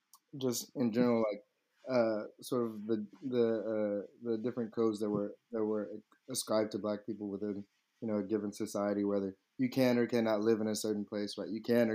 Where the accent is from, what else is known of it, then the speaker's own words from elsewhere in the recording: Mississippi, United States; moved away as an adult; now in Washington, D.C., United States; I'm from Mississippi